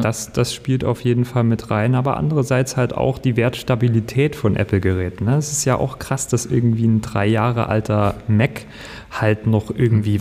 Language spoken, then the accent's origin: German; Ore Mountains, Saxony, Germany; also born or lived in Leipzig; now in Berlin, Germany; Ich bin aus dem Erzgebirge